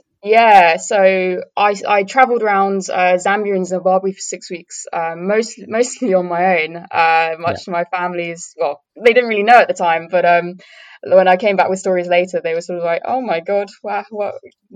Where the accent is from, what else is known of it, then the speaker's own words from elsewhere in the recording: Cambridgeshire, East of England, United Kingdom; I'm from Cambridgeshire, but I went to Norfolk and Suffolk a lot as a kid